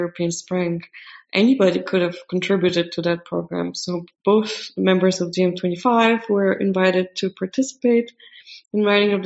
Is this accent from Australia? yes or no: no; Poland; I was a candidate in my hometown for member of parliament